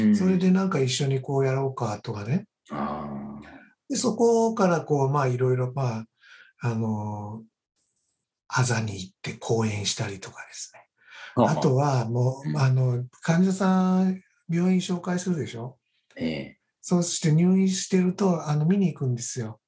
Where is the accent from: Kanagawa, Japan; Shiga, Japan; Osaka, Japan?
Shiga, Japan; Kohoku area, northern Shiga Prefecture, Japan; also born or lived in Ryuo, Shiga; 私はもともと出身は滋賀県の北の方、あの湖北地方の出身になります